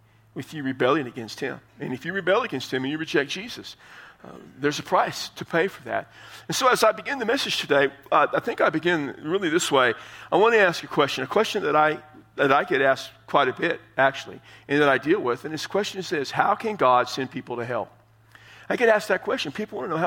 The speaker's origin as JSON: {"language": "English", "town": "San Antonio", "region": "Texas", "country": "United States", "tie": "born or raised there", "said": "San Antonio, my hometown"}